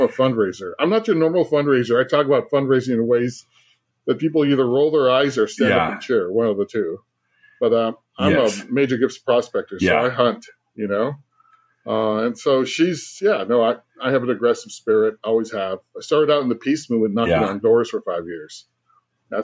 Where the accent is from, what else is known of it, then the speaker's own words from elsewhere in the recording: California, United States; I'm a Chicano from California and a proud father